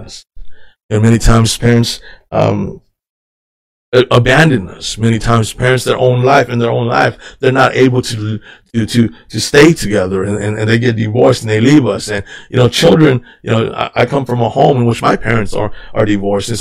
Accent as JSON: {"language": "English", "country": "United States", "tie": "born or raised there", "said": "I grew up here in the United States"}